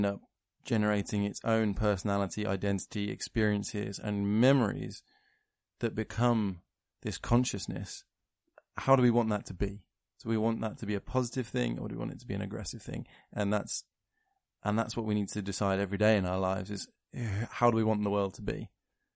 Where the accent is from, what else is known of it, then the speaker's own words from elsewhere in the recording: United Kingdom; I'm British